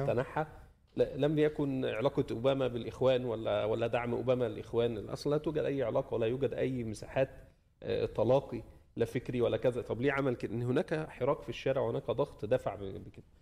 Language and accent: Arabic; Egypt; أنا بعتبر نفسي ك- كمصري